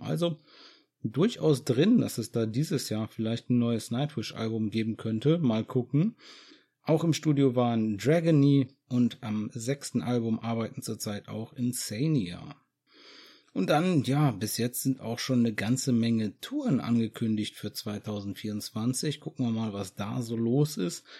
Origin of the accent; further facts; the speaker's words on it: Germany; bei uns in Deutschland